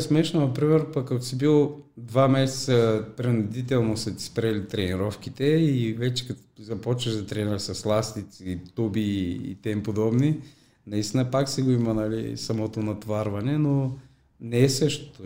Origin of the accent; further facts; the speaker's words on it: Popovo, Targovishte Province, Bulgaria; тук в моя роден град, в Попово